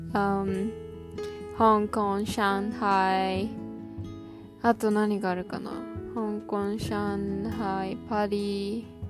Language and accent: English; Chiba, Japan; I'm from Chiba